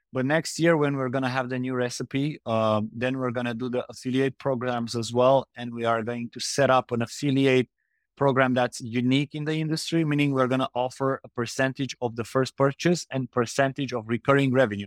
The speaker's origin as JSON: {"language": "English", "country": "Romania", "moved": "yes", "lives_now": "Indonesia", "said": "We are from Romania, so very close to Ukraine"}